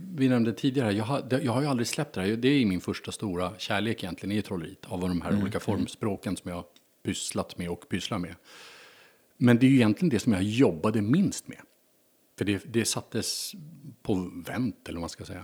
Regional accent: Stockholm, Stockholm County, Sweden; född och uppvuxen i Stockholm

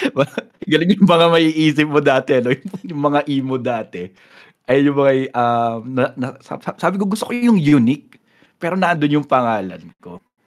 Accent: San Pablo, Calabarzon, Philippines; also born or lived in Bulacan; May pagka-probinsya kasi yun eh, yung lugar namin dito, bro. Mm-hmm. San Pablo City Laguna kami

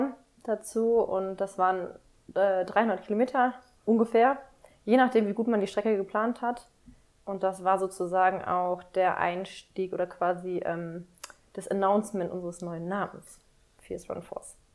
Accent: North Rhine-Westphalia, Germany; now in Berlin, Germany; also ich bin in NRW groß geworden, aber habe auch bayerische Wurzeln.

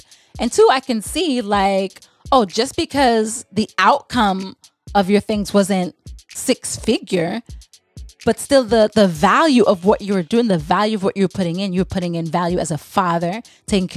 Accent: St. Thomas, U.S. Virgin Islands; I'm from the Virgin Islands. I'm from St. Thomas

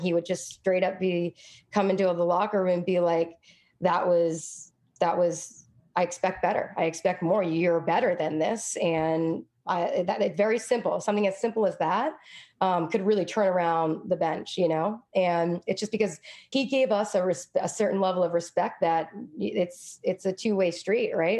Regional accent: Fitchburg, Massachusetts, United States; now in Brooklyn, New York, United States; I grew up in a tough place.

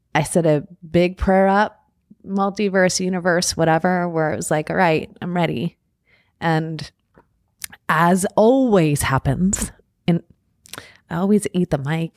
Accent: Long Island, New York, United States; moved away; I grew up out on Long Island

